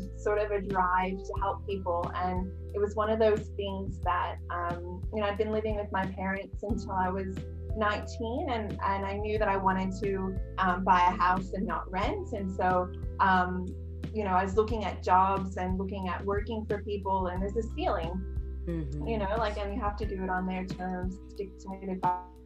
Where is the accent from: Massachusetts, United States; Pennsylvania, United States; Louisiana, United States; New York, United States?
New York, United States; now in Australia; in the States, you know, I'm basically from New York.